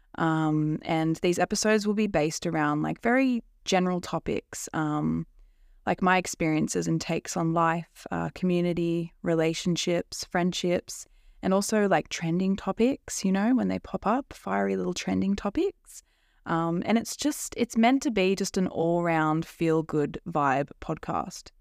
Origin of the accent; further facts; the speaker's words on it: Central Coast, New South Wales, Australia; I'm from the Central Coast. It's kind of near Sydney in Australia